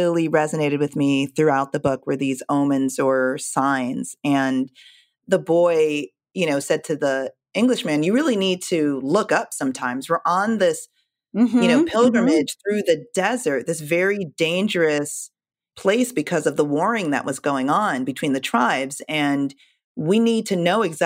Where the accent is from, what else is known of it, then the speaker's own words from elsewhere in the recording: Jamaica; I'm Jamaican